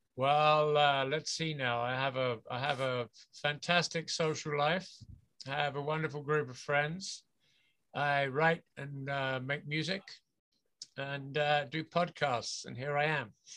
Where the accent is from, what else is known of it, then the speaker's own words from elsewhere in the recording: England, United Kingdom; moved away as an adult; now in Vancouver, Canada; I'm from England originally. I was born and grew up in the UK, and I left there permanently when I was about uh, 20, 23, 24, something like that.